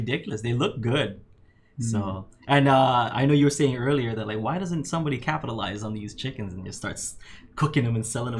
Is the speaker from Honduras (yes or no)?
no; Philippines; now in Kauai, United States; I mean, I wasn't born here, but I moved here from the Philippines in 92, and mm-hmm. it was just so quiet.